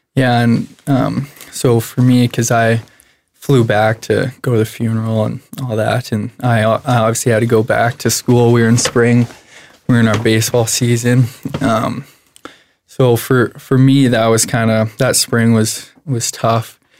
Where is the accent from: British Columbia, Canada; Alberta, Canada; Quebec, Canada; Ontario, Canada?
Alberta, Canada; Medicine Hat; I was born and raised in Medicine Hat.